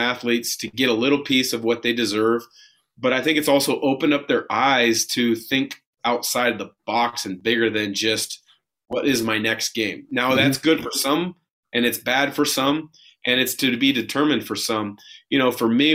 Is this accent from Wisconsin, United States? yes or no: no; Portland, Oregon, United States; being traded back to my hometown Blazers